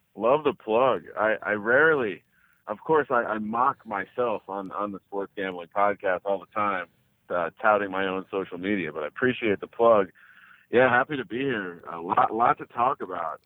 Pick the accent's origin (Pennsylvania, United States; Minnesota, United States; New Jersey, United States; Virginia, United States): New Jersey, United States; I'm from Jersey, I'm Italian, and, uh, I'm from Jersey